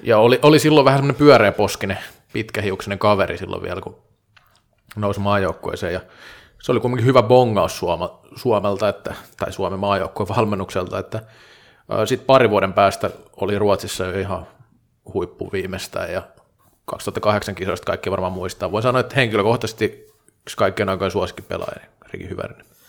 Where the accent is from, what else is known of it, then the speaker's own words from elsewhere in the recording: Vaasa, Ostrobothnia, Finland; moved away as an adult; also born or lived in Tampere; kun olin parikymppinen, niin tota, Vaasassa ei salibändi pelattu. Sitten muutin Tampereelle